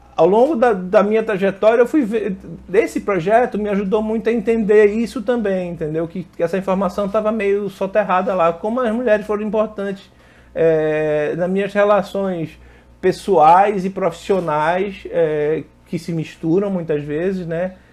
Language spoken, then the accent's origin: Portuguese; Pernambuco, Brazil; moved away as an adult; now in Rio de Janeiro, Brazil; eu sou pernambucano, Natara é pernambucano, não sei se vocês sabem, nós somos pernambucanos, moramos aqui no Rio, mas somos pernambucanos